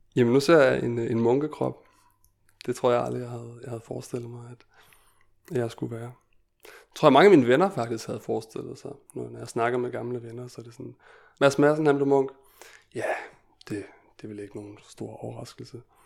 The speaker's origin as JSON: {"language": "Danish", "country": "Denmark", "tie": "born or raised there", "said": "jeg er født og opvokset i Danmark"}